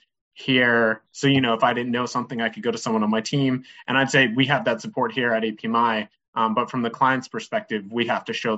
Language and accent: English; Boston, Massachusetts, United States; moved away as an adult; also born or lived in North Carolina; I'm originally from Boston. Grew up just south of the city.